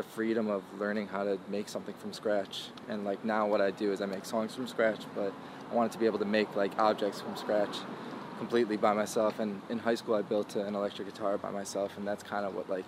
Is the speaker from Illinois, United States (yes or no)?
yes; Chicago, Illinois, United States; I was born in Chicago.